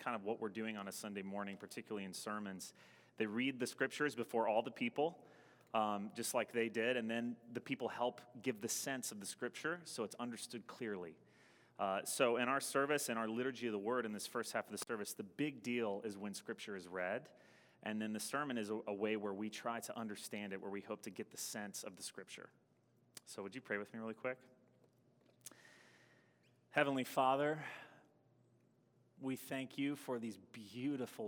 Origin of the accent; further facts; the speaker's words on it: the South, United States; now in Madison, United States; Where I grew up in the South, all the lawns were super manicured